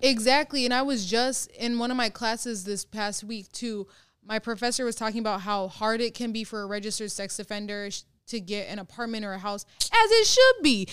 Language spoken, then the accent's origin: English; Minnesota, United States; now I'm from Minnesota